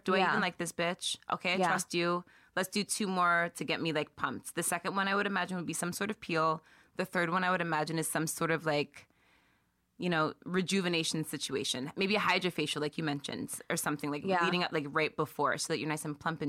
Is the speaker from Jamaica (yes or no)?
no; United Kingdom; That we're British too.